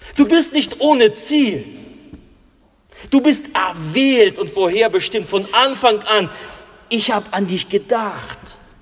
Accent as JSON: {"language": "German", "country": "Russia", "moved": "yes", "lives_now": "Germany", "said": "In äh, Russland, wo ich herkomme"}